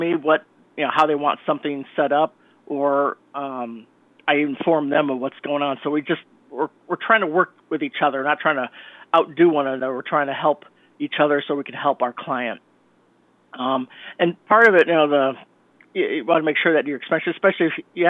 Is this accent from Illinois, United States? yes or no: yes; Chicago, Illinois, United States; accent: Midwestern; now in Connecticut, United States; I come from Chicago. I was born in Chicago, Illinois. I come out from that area, so that's why my Midwestern access is very similar to Harrison Ford